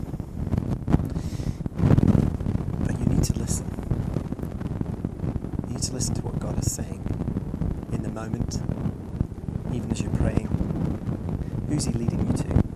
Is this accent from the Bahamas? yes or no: no; Scotland, United Kingdom; I'm Scottish